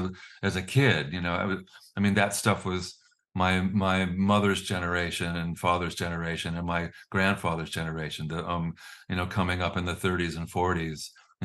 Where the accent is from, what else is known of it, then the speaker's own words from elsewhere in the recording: California, United States; born there; Well, it was early 60s. I was born in 1954 in California. And then I was in a military family, so we moved and moved and moved on both coasts.